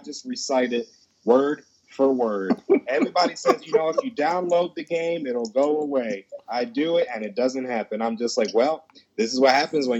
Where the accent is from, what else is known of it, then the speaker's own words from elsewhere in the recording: New York City, New York, United States; now in Lincoln, United States; me being from New York